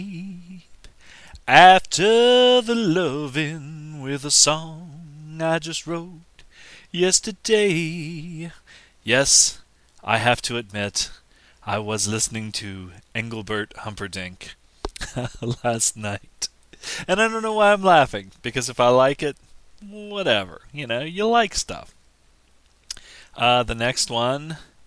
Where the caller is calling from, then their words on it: United States; I'm calling from America today.